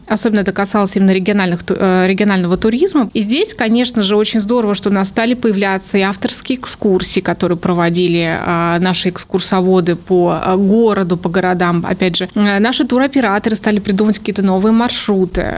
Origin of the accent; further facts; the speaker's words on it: Kaluga, Kaluga Oblast, Russia; also born or lived in United States; коренная калужанка, мои родители тоже из Калуги